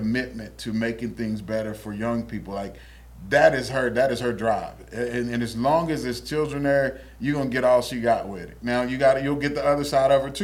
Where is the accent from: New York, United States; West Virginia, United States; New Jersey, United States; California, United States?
West Virginia, United States; Oak Hill; moved away; I'm from Oak Hill, West Virginia, Harlem Heights to be exact, but Oak Hill, West Virginia is a small town.